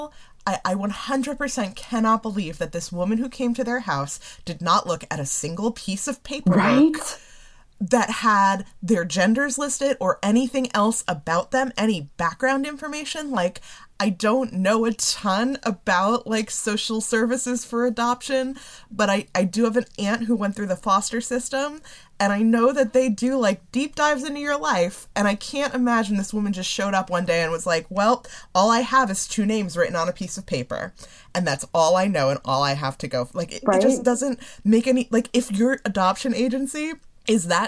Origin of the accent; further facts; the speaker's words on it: Northeast, United States; I've always lived in the Northeast.